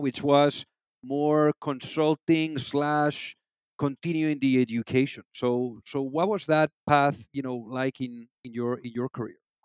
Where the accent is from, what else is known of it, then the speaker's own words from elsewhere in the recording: Spain; moved away; am originally from Spain